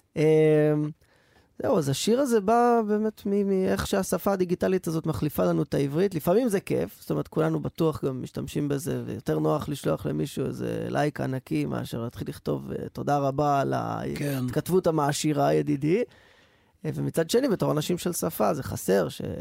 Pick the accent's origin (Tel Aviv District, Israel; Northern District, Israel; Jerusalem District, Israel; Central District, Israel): Central District, Israel; Rehovot; כשהייתי ילד ברחובות